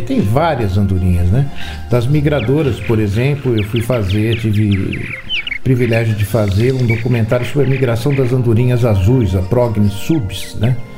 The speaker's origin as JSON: {"language": "Portuguese", "town": "Campinas", "region": "São Paulo", "country": "Brazil", "tie": "born or raised there", "lives_now": "Valinhos, Brazil", "said": "Hoje eu moro em Valinhos, mas nasci em Campinas."}